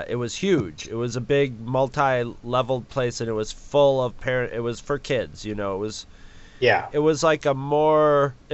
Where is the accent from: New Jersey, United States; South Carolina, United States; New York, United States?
New York, United States; I'm from New York.